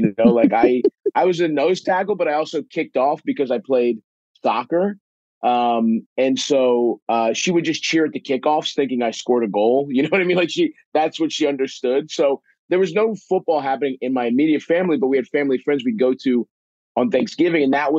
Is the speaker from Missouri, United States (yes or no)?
no; Baltimore, Maryland, United States; I grew up in Baltimore. I remember when we got the team.